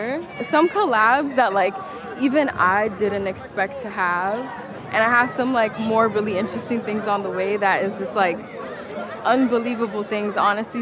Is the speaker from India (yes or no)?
no; New York City, New York, United States; This is the building that I grew up